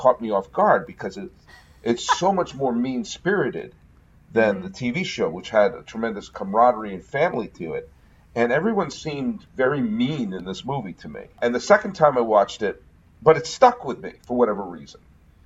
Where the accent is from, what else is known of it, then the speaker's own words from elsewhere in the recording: New England, United States; moved away; also born or lived in Willimantic, Connecticut / Mansfield Center, Connecticut; I haven't lived in New England for a while, but I was born and raised in New England